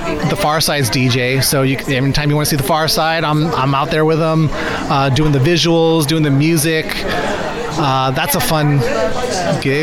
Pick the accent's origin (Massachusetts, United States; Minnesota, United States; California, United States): California, United States; Bay Area; I grew up in the Bay